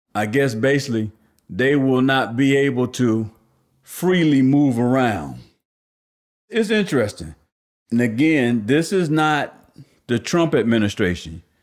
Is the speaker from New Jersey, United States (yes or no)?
yes; New Jersey, United States; growing up in New Jersey